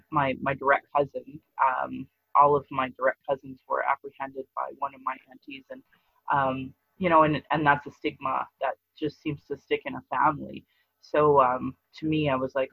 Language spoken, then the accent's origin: English; Sylvan Lake, Alberta, Canada; also born or lived in Fort McMurray; now in Calgary, Canada; And then we moved to Sylvan Lake.